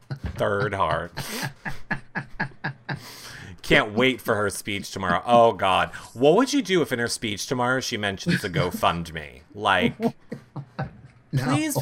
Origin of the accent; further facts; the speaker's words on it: the South, United States; I'm from the South, so I'm stupid and I don't know how to put a vitamin in my mouth?